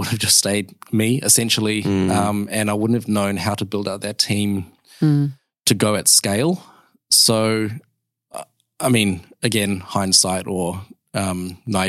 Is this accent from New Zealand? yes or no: yes; New Zealand; now in Perth, Australia; I'm a Kiwi